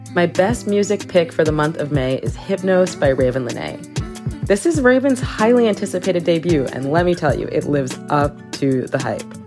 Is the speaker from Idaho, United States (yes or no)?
no; Chicago, Illinois, United States; now in Brooklyn, United States; I'm from Chicago